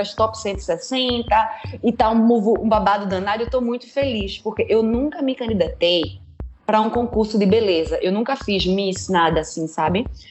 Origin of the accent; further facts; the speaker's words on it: Recife, Pernambuco, Brazil; moved away as an adult; now in Germany; Eu sou de Recife originalmente. Eu nasci no Morro da Conceição, me criei entre Morro da Conceição, Linha do Tiro, Água Fria, Canal do Arruda, daí a minha área